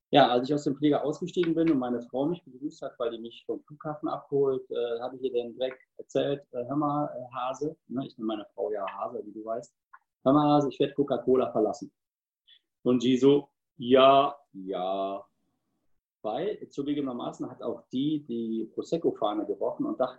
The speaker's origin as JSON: {"language": "German", "town": "Cologne", "region": "North Rhine-Westphalia", "country": "Germany", "said": "51 Jahre alt, äh, glücklich verheiratet, zwei Hunde, ein Pferd und ich bin eine Kölsche Jung."}